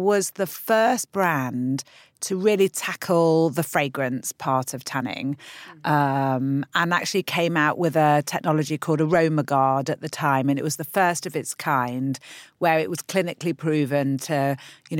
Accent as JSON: {"language": "English", "region": "London", "country": "United Kingdom", "said": "we're from London"}